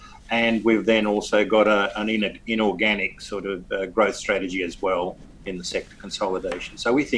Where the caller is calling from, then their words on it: Perth, Western Australia, Australia; From Perth, at my house. We're all isolated in Perth, like everybody else.